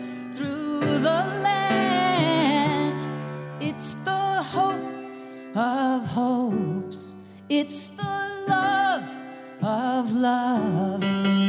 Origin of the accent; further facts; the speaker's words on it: Philadelphia, Pennsylvania, United States; now in New York, United States; I'm from Philadelphia, but all my life in New York since 1978